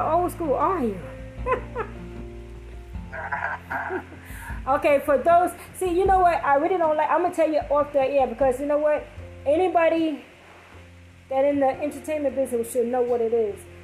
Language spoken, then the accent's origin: English; New York, United States; moved away; I'm from New York